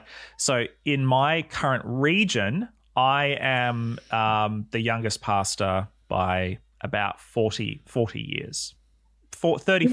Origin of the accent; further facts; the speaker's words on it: Australia; now in New Zealand; I'm an Australian living in New Zealand